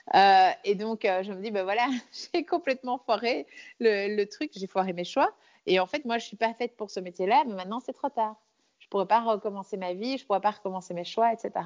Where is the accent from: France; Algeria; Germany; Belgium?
Belgium; also born or lived in Brussels; je suis née donc euh, euh, à Bruxelles, mais j'ai grandi euh, à la campagne